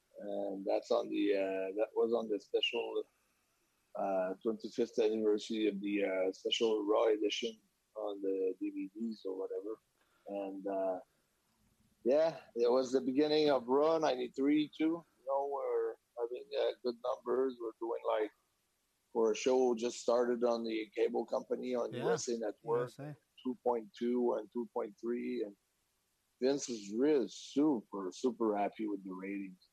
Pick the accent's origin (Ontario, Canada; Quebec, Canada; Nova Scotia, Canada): Quebec, Canada; moved away